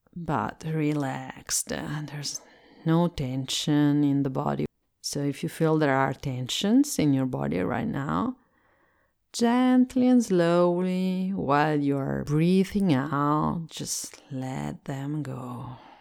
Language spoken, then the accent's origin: English; Italy; English is a second language; I am Italian and I live in Italy, and so I speak English as a second language